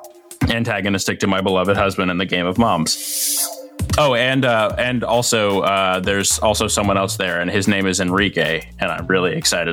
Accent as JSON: {"language": "English", "town": "Memphis", "region": "Tennessee", "country": "United States", "tie": "born or raised there", "said": "my hometown. Memphis-style barbecue ribs."}